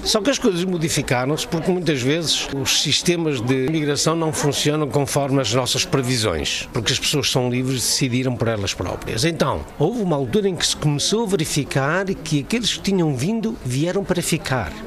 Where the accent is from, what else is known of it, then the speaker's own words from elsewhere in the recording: Portugal; also born or lived in Brasília, Brazil; now in Germany; só sou português